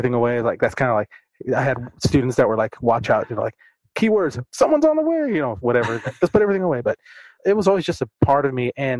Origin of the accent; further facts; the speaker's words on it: California, United States; now in Duncanville, United States; I'm a transplant from California, so I taught, trying to do the math, 11 years out there, and then when I came here